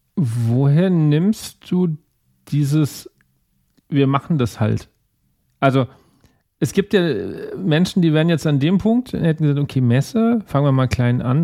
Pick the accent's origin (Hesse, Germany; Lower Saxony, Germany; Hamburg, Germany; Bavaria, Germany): Bavaria, Germany; Aschaffenburg; ich bin jetzt ursprünglich aus Aschaffenburg, das ist ja schon wieder, der Bayer würde sagen, nicht mehr Bayern.